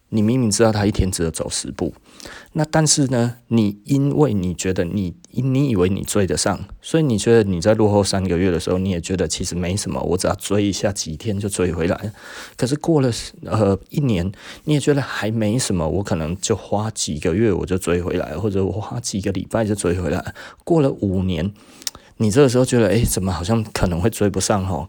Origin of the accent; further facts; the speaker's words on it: Taiwan; 我们亚洲人哦，尤其我们台湾人